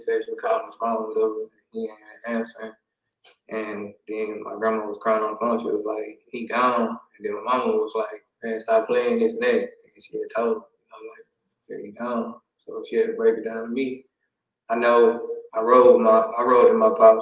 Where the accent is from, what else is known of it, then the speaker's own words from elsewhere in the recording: Houston, Texas, United States; I'm on the north side, but I grew up in 59 by Rosewood, Homestead area too